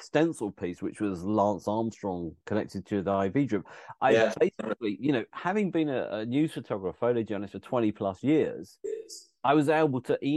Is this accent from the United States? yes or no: no; United Kingdom; I'm British